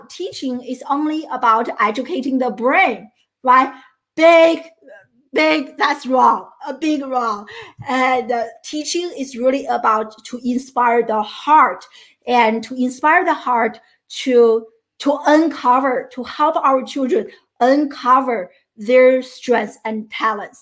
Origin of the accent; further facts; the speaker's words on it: China; first language Chinese; English is a second language; moved away as an adult; now in United States; I grew up in China. I'm a first generation immigrant and to the United States. And I came to the US in my early 20s, 21 years old.